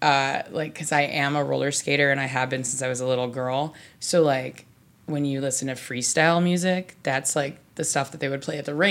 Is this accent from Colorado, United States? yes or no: no; Chicago, Illinois, United States; I'm from Chicago